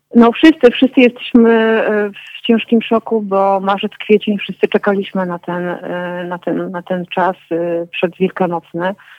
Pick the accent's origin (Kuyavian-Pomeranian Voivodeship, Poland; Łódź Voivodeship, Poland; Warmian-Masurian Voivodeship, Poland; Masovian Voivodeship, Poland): Masovian Voivodeship, Poland; Warsaw; now in Kraków, Poland; moje dzieciństwo z Warszawy z lat komunistycznych